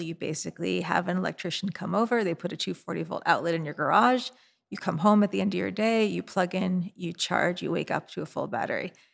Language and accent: English; New York City, New York, United States; my hometown of New York City